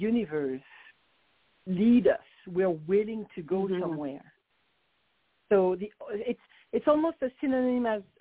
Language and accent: English; Paris, Île-de-France, France; accent: French; English is a second language; moved away as an adult; now in Phoenix, United States; I came from Paris, France, directly to Phoenix, Arizona, 26 years ago